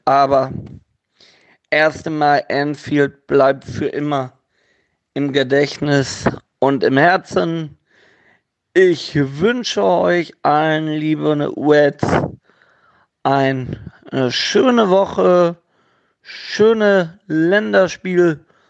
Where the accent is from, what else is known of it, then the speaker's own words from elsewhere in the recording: Gelsenkirchen, North Rhine-Westphalia, Germany; now in Havixbeck, Germany; gebürtiger Gelsenkirchener, wohnt jetzt in Havixbeck bei Münster